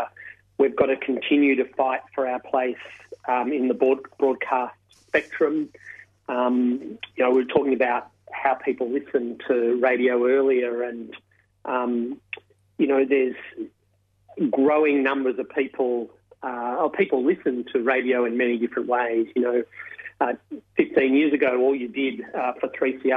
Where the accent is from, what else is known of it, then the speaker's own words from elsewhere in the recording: Melbourne, Victoria, Australia; I grew up in Melbourne